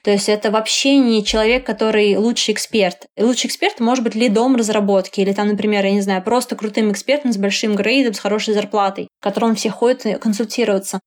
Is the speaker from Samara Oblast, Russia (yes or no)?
yes; Samara, Samara Oblast, Russia; я родилась в Самаре, и поэтому заканчивала университет в Самаре